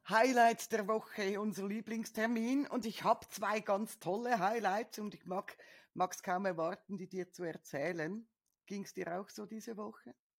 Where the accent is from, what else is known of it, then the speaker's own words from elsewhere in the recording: Switzerland; bei uns in der Schweiz